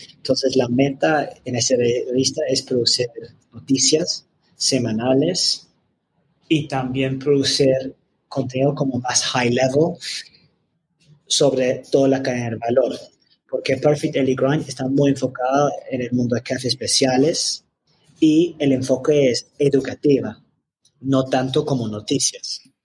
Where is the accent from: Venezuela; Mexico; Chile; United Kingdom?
United Kingdom; London; Spanish is a second language; moved away as an adult; now in Medellín, Colombia; yo soy de Londres, de Reino Unido